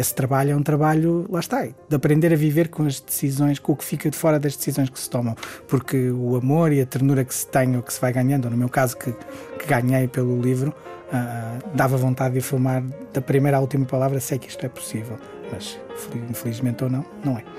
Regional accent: Guimarães, Norte, Portugal; sou nortenho, vá lá, sou de Guimarães, uh, ou do Entrador e Minho, uh, um dos sítios a que chamo casa

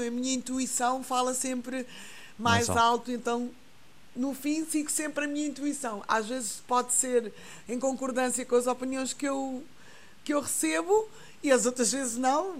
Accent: Guinea-Bissau; now in Portugal; minha terra natal, que é a Guiné-Bissau

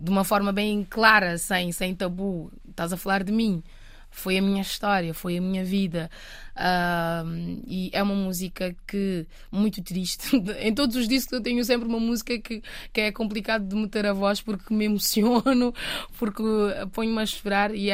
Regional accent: Matinho, Santiago, Cape Verde; Matinho? É, Matinho. Ah, ah, é a aldeia onde okay. eu cresci. Um, fica a 70 quilómetros mais ou menos, da cidade da praia, do, do capital do país.

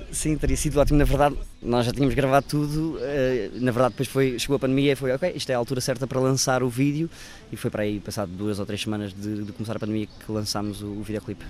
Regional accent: Cascais, Lisbon, Portugal; now in Lisbon, Portugal; eu não cresci em Lisboa, cresci em Cascais, nasci em Lisboa, mas passei grande parte da minha infância

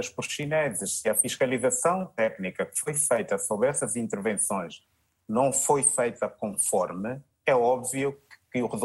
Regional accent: Angola; Nós temos que levantar a nossa autoestima. Epá, nós somos é angolanos.

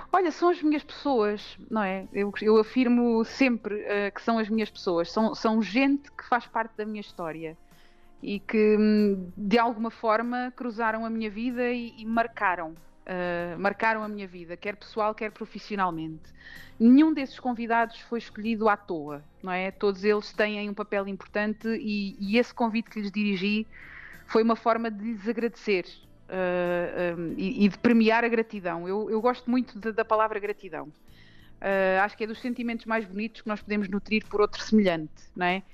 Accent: Montalvo, Santarém District, Portugal; fui uma privilegiada por ter crescido numa aldeia como a aldeia de Montalvo. É a minha terra até hoje

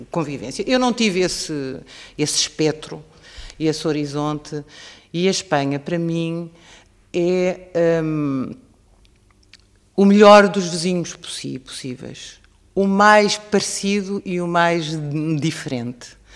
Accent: Portugal; e cresço como portuguesa. A singularidade, a nossa singularidade, a singularidade dos portugueses e dos espanhóis que se mantém

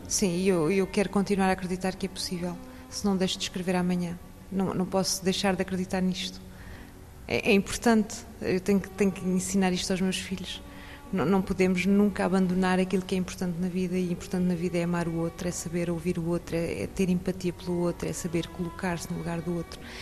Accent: Portugal; moved away as an adult; now in France; Nós portugueses. Nasci numa aldeia.

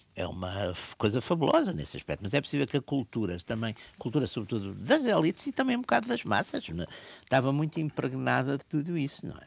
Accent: Portugal

